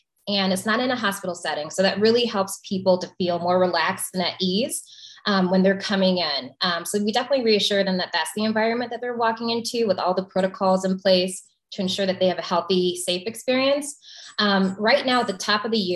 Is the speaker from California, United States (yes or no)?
no; Flossmoor, Illinois, United States; I grew up in the South Suburbs of Chicago